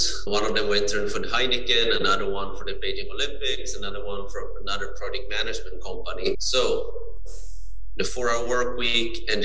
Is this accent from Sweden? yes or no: yes; Sweden; I'm born and raised in Sweden